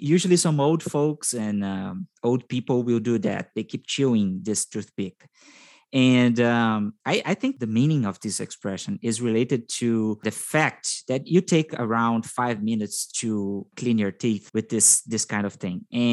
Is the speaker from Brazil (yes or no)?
yes; Brazil; I am from Brazil